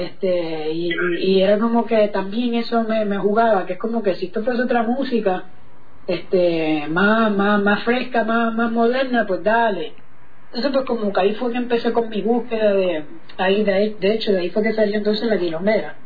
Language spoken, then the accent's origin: Spanish; Puerto Rico; moved away as an adult; also born or lived in Argentina / Sarasota, Florida; yo nací en Puerto Rico, em, formé parte de lo que fue toda la escena sky, reggae de, los 90, Allá en Puerto Rico